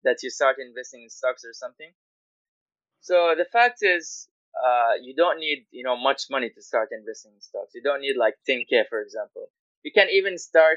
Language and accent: English; Guyana; moved away as an adult; now in Malaysia; I am from Guyana. It's a country north of Brazil.